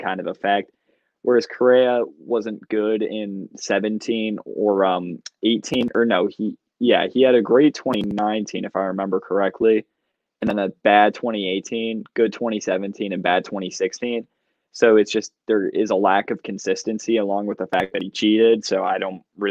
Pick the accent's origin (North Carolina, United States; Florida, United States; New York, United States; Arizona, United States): New York, United States; Brighton; Rochester. Brighton.